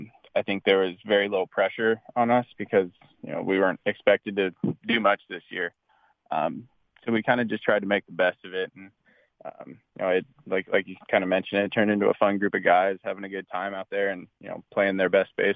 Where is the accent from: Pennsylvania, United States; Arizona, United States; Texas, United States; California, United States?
California, United States; West Covina; also born or lived in San Diego; I grew up in West Covina, and then, like you said, went to college in San Diego.